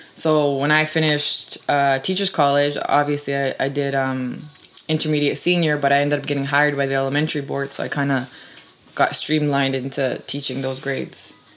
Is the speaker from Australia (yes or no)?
no; Toronto, Ontario, Canada; born or raised there; also born or lived in Serbia